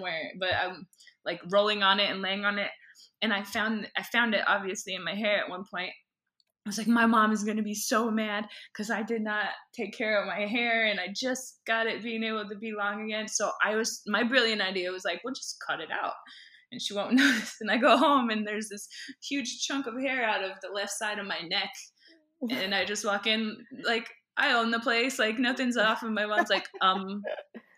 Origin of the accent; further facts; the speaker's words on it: Boulder, Colorado, United States; also born or lived in Minnesota; I grew up in Boulder, Colorado, but that's where we spent our holidays and summers